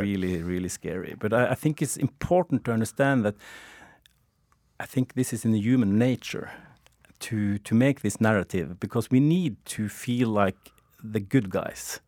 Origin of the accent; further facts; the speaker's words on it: Norway; I'm from Norway